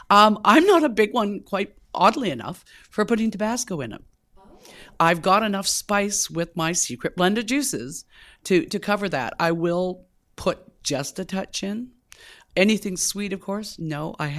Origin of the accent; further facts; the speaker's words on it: Vancouver, British Columbia, Canada; Cheers right back. Vancouver is my hometown.